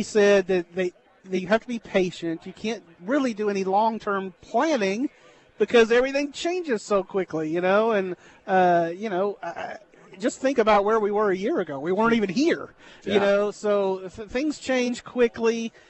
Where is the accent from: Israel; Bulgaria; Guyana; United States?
United States; Brenham, Texas; So I started at the Brenham Banner Press at my hometown in 96.